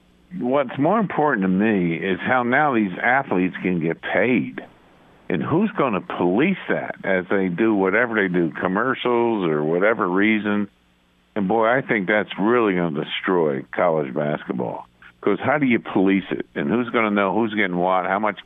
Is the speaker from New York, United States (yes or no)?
yes; Beacon, New York, United States; I grew up in Beacon, New York, which is about 50 miles north of New York City, above West Point.